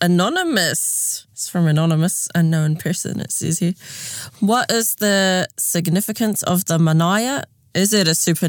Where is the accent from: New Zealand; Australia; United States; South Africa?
New Zealand; Whakatāne, Bay of Plenty; growing up in Whakatāne